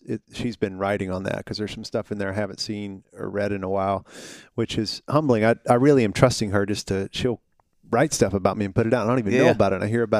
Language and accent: English; Hohenwald, Tennessee, United States; So I'm a Tennessee guy. I grew up in a little small town about an hour and a half south of here. It borders Columbia.